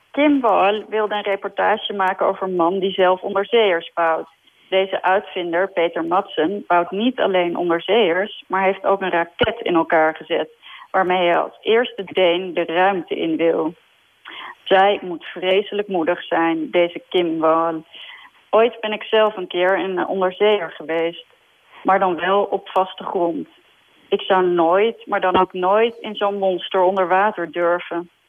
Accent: Denmark; born there; also born or lived in Sweden; volgens mij ben ik in Denemarken geboren en heb ik in Zweden gewoond. En vandaar dat ik eh, zo nu en dan ook de Scandinavische kranten check.

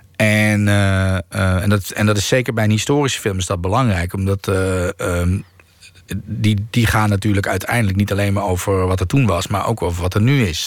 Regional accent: Netherlands; ik ben gewoon wel hier opgegroeid en ik voel mij wel hier thuis.

